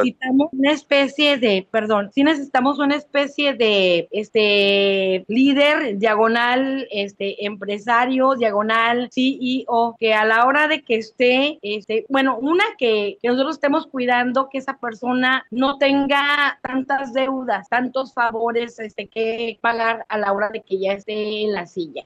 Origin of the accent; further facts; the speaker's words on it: Chihuahua, Mexico; now in Chiapas, Mexico; estoy en Chiapas, soy chihuahuense, a mucha honra